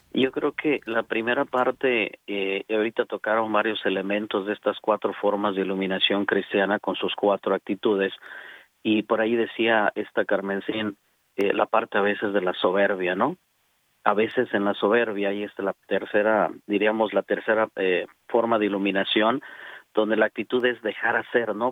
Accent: Celaya, Guanajuato, Mexico; moved away as an adult; now in Dallas, United States; soy originario de Celaya, Guanajuato

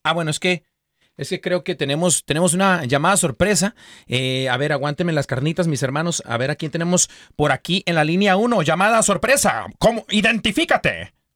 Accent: Mexico; yo como mexicano

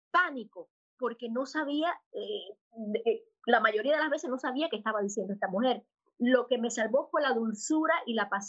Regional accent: Havana, Cuba; born there; Pues nací en La Habana, Cuba, eh, de una familia maravillosa, mi papá y mi mamá, los dos de La Habana, un hogar católico

